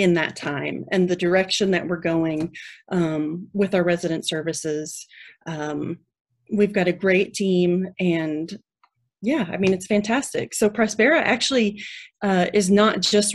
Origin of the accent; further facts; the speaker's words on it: Louisville, Kentucky, United States; now in Texas, United States; I grew up in Kentucky near Louisville